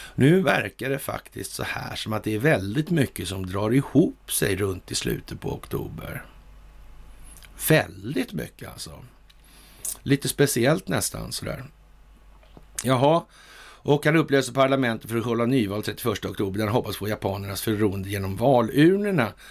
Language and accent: Swedish; Sweden; som svensk